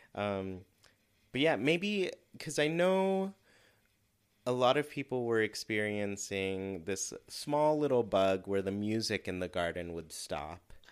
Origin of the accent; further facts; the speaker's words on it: Southern California, United States; growing up in Southern California with all the fires